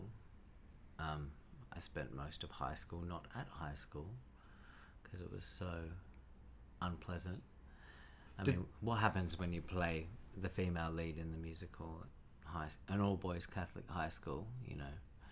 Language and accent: English; Cherrybrook, New South Wales, Australia; also born or lived in Wahroonga; I grew up, born in Warunga, and grew up in Cherrybrook